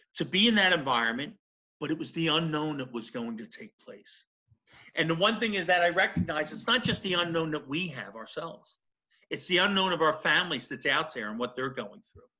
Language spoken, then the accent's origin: English; Philadelphia, Pennsylvania, United States; specifically South Philly. So that's where my Southern comes from